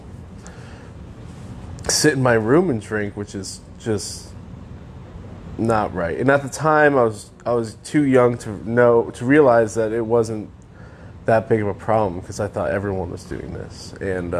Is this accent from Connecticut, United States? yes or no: yes; Connecticut, United States; I grew up in Connecticut